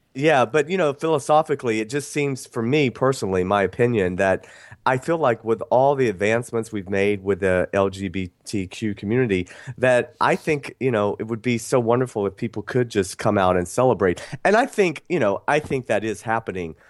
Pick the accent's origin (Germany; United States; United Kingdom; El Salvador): United States; Athens, Georgia; I grew up in the South. I grew up in Athens, Georgia